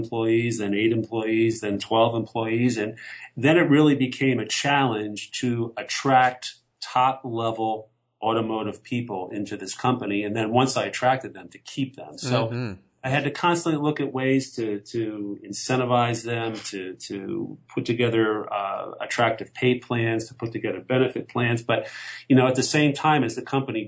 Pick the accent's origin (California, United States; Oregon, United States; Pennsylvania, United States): Pennsylvania, United States; we grew up in Pennsylvania